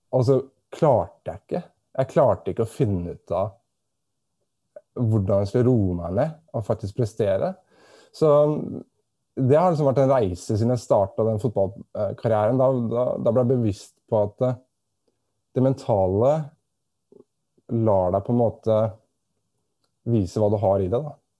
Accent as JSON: {"language": "Norwegian", "country": "Norway", "moved": "as an adult", "lives_now": "Australia", "said": "jeg kommer fra Norge"}